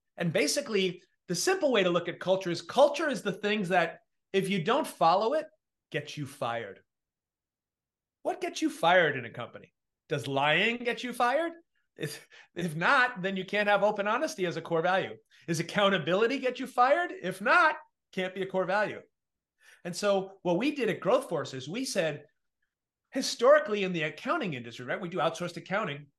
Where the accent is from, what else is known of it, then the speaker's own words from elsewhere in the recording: New York, United States; I come from New York